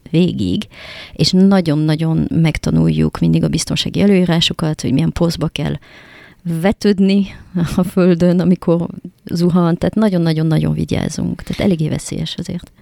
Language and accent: Hungarian; France; Hungarian is a second language; now in Hungary; francia vagyok